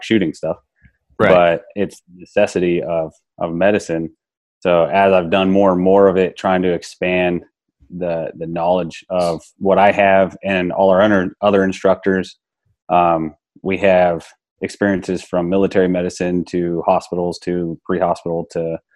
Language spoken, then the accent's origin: English; Arizona, United States; I'm from Arizona